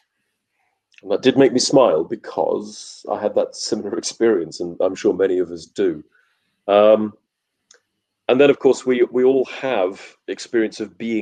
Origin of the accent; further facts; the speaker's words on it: Wales, United Kingdom; I'm Welsh